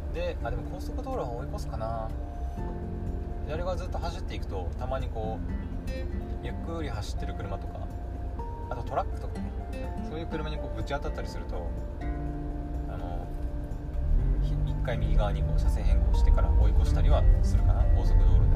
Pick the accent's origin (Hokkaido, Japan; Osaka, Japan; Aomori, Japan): Aomori, Japan; 生まれも育ちもほとんどほぼね青森県